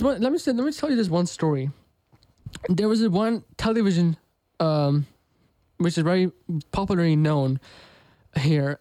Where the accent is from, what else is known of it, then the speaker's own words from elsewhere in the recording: United States; my parents are from India, but I was born in America